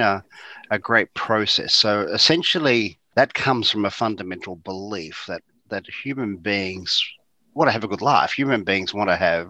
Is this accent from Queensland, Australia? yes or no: no; Geelong, Victoria, Australia; I grew up in Geelong, as you said, in East Geelong near Eastern Park